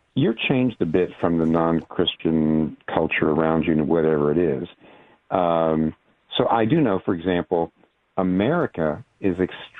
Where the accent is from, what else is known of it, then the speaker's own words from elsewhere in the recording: Eastern Pennsylvania, United States; also born or lived in Virginia; now in New York City, United States; I was raised in Eastern Pennsylvania